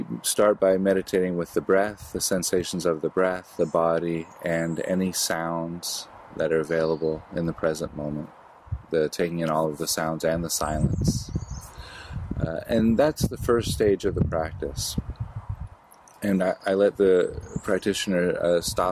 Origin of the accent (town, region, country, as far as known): United States